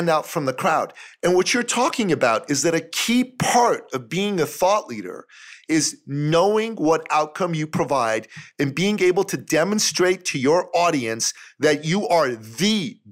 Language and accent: English; Toronto, Ontario, Canada; my hometown of Toronto